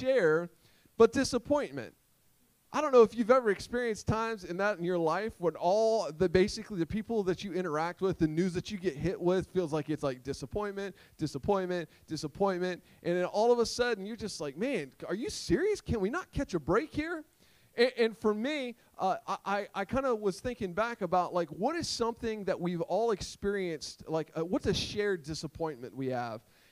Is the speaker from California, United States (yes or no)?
no; Sussex County, Delaware, United States; I'm from Sussex County